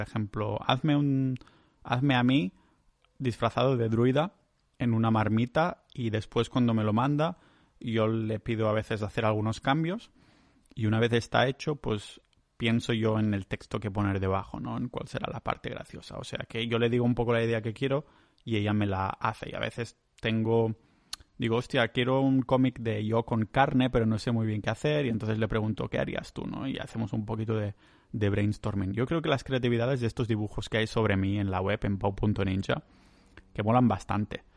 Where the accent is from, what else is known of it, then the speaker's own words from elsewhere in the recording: Vilafranca, Spain; moved away as an adult; also born or lived in Estonia; Vilafranca, que es mi pueblo natal